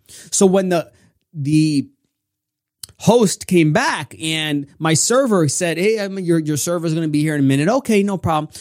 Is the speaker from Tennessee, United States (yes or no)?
no; New York, United States; I'm from New York